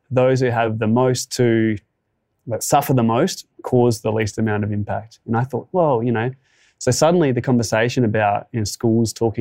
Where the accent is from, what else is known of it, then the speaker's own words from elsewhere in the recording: Tantanoola, South Australia, Australia; now in Mount Gambier, Australia; I grew up in an even smaller little community called Tantanola